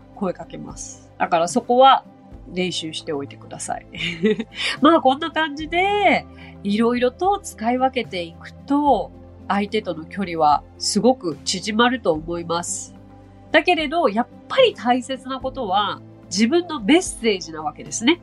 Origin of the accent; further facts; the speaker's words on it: Japan; also born or lived in United States; 私はその日本人なんですよって、I'm Japanese